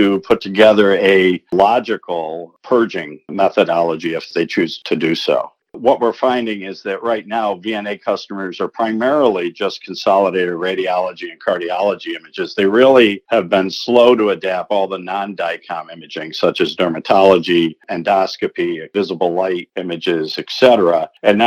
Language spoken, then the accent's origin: English; Rochester, New York, United States; I started with the Eastman Kodak Company in my hometown of Rochester, New York